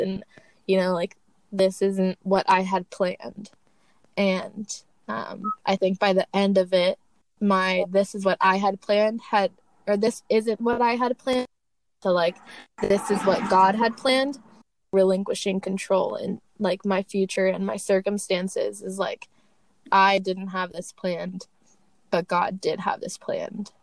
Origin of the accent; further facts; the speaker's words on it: Torrance, California, United States; also born or lived in Portland, Oregon; I am from Torrance, California